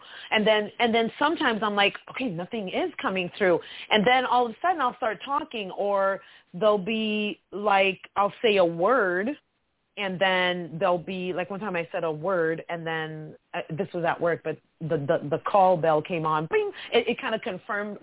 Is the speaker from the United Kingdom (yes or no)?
no; Canada; also born or lived in Florida; I'm Canadian.